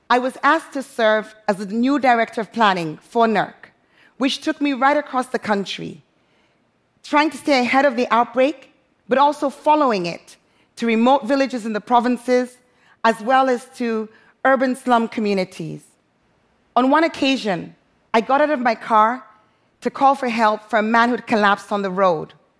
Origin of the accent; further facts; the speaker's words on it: Freetown, Western Area, Sierra Leone; moved away as an adult; also born or lived in London; now in Freetown, Sierra Leone; my hometown, Freetown, Sierra Leone